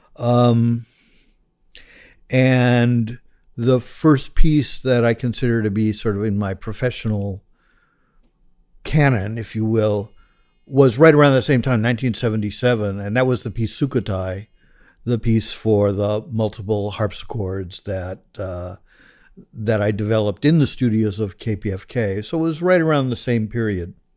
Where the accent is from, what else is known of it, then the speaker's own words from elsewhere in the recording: Los Angeles, California, United States; I grew up in the San Fernando Valley, uh, which is the suburb of Los Angeles, greater Los Angeles area